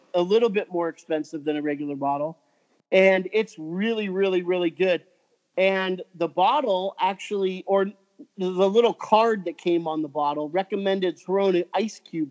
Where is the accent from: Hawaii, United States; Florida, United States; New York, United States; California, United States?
California, United States; Orange County; So I grew up in Orange County